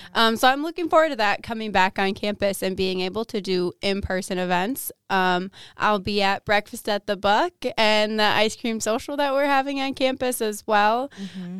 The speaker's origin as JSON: {"language": "English", "town": "Waukesha", "region": "Wisconsin", "country": "United States", "lives_now": "Menomonie, United States", "said": "I'm originally from Waukesha, Wisconsin, which comes uh, just outside of Milwaukee, Wisconsin."}